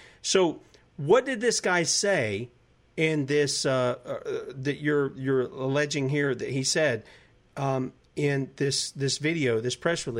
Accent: United States; I know my heritage is Scottish. I could say I'm Scottish American. I'm an American. I was born here. I'm not an immigrant

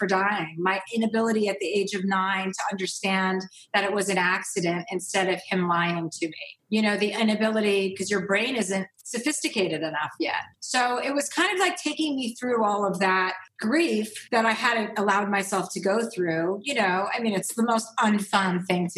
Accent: New Jersey, United States; I'm from New Jersey. I grew up with six kids

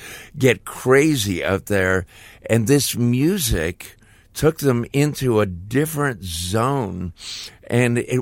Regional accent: Toronto, Ontario, Canada; me growing up in Toronto

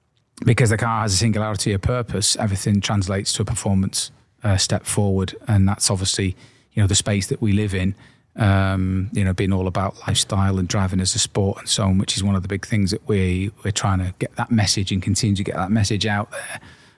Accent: Wales, United Kingdom; And obviously, coming from the area, Ian and I grew up in and around the Liverpool area in North Wales specifically.

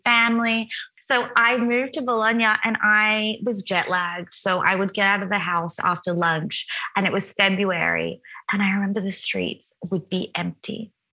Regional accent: Wollongbar, New South Wales, Australia; moved away as an adult; also born or lived in Sydney, Australia; now in Italy; I grew up in Wollongbar, which is a tiny little town of about, I think it's a couple thousand people, maybe it's bigger now, in Ballinashire, which is right beneath Byron Bay.

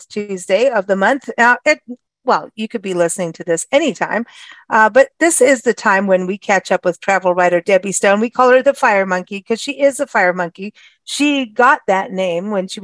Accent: South Africa; moved away; growing up in South Africa, a lot of my friends were Portuguese

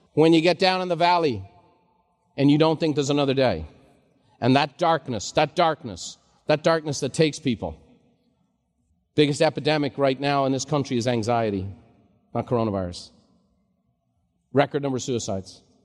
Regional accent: Ireland; now in United States; growing up in Ireland just as a kid

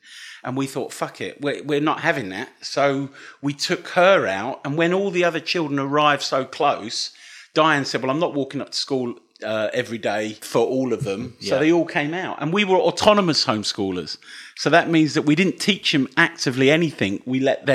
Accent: Dunstable, East of England, United Kingdom; moved away as an adult; now in Leicester, United Kingdom; I'm from Dunstable, near Luton

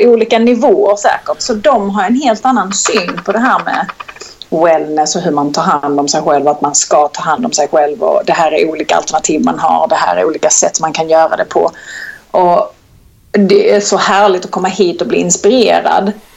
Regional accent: Kristianstad, Skåne, Sweden; accent: Skånska; moved away; jag är född och uppvuxen i Kristianstad

